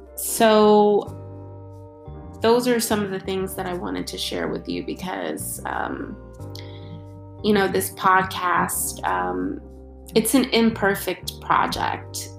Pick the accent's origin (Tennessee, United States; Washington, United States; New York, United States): New York, United States; New York City; growing up in New York City is is truly a blessing